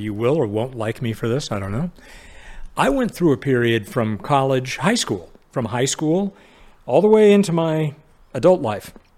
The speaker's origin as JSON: {"language": "English", "town": "Sacramento", "region": "California", "country": "United States", "tie": "born or raised there", "said": "I was, uh, an only child, um, uh, growing up in Sacramento in the seventies"}